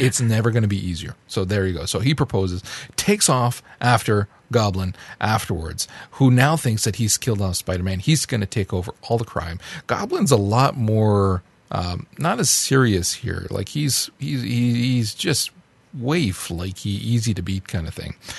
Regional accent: Canada; As a Canadian

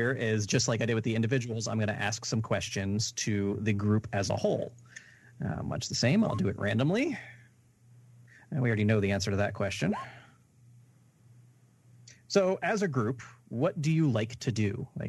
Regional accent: South Florida, United States; I'm from South Florida.

